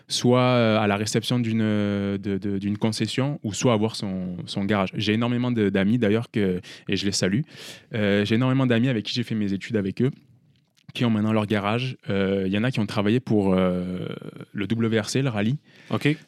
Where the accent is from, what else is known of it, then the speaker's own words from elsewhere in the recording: France; peut-être que mon accent, vous ne l'entendez pas, mais je suis français